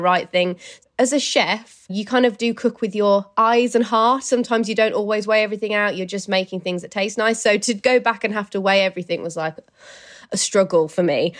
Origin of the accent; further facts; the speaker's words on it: Birmingham, West Midlands, United Kingdom; moved away as an adult; now in London, United Kingdom; So I live in London, but my hometown is in Birmingham